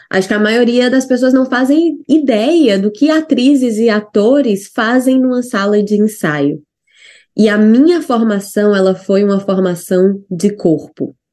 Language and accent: Portuguese; Ceará, Brazil; moved away as an adult; also born or lived in Natal / São Paulo; now in New Zealand